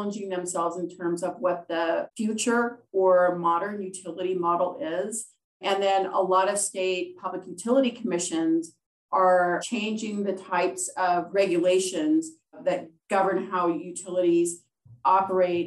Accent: Pacific Northwest, United States; growing up in the Pacific Northwest

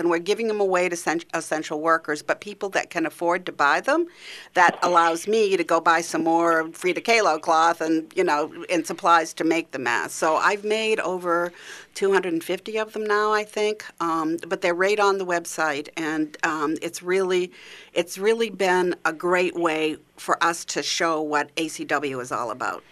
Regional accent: Maine, United States; accent: Maine; moved away; I'm from Maine originally

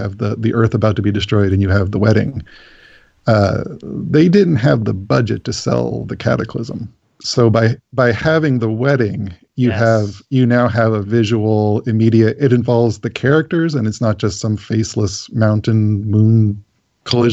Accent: Canada; As a Canadian

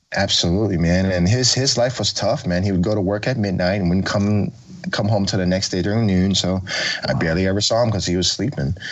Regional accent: Oakland, California, United States; I grew up in Oakland. I was born in 85.

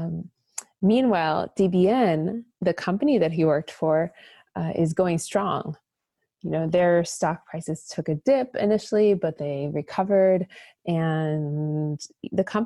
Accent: Minnesota, United States; moved away as an adult; also born or lived in China; growing up in Minnesota like I did

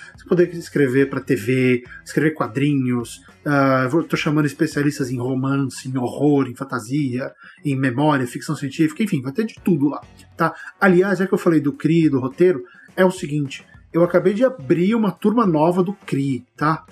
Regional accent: Barbacena, Minas Gerais, Brazil; Quando eu era criança pequena lá em Barbacena

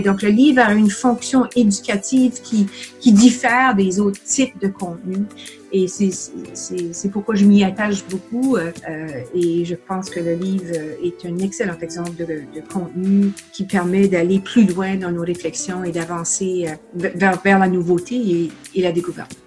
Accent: New Brunswick, Canada; first language French; moved away as an adult; also born or lived in Ottawa; now in Montreal, Canada; Je suis originaire euh, d'une province à l'est du Québec qui s'appelle le Nouveau-Brunswick. Euh, je suis francophone du Nouveau-Brunswick

